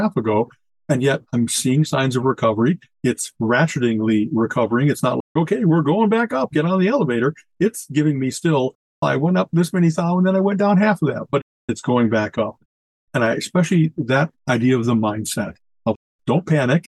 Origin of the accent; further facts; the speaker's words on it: United States; as an American